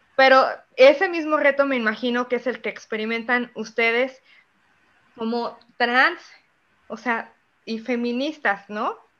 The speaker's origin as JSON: {"language": "Spanish", "town": "Zapotlanejo", "region": "Jalisco", "country": "Mexico", "said": "en Zapotlanejo, que es de donde yo soy"}